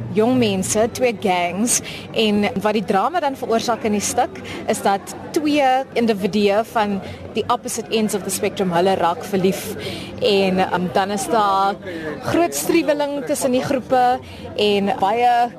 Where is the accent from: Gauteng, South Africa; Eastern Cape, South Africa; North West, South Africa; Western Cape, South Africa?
Western Cape, South Africa; Paarl; Ek is uh, gebore en getoe in die Parel in die Wes-Kaap